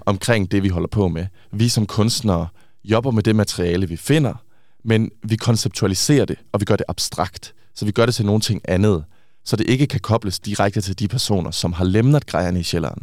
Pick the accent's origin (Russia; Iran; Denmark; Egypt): Denmark; Swedish is a second language; jag är dansker